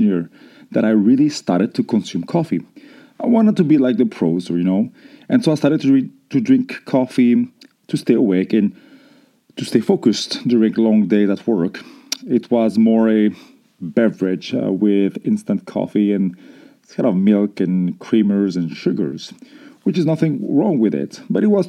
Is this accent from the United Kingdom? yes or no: no; France; growing up in France